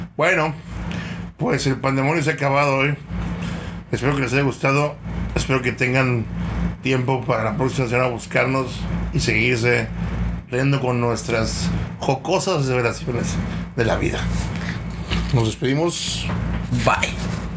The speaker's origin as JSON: {"language": "Spanish", "country": "Mexico", "said": "como mexicanos no estamos acostumbrados a ver poder en las mujeres"}